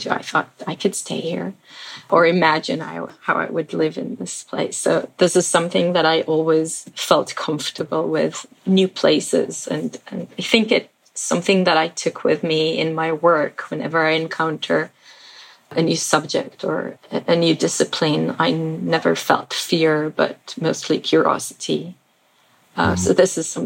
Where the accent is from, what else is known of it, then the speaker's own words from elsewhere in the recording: Israel; moved away; also born or lived in Philippines / New York, United States; I was born in Israel, and I guess I had a very ordinary childhood